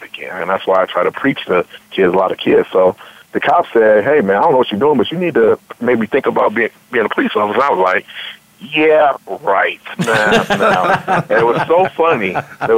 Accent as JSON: {"language": "English", "town": "Akron", "region": "Ohio", "country": "United States", "tie": "born or raised there", "moved": "yes", "said": "I grew up in Joy Park, up in Akron, Ohio"}